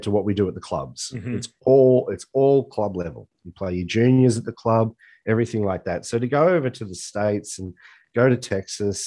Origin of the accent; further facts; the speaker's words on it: Australia; I'm an Aussie.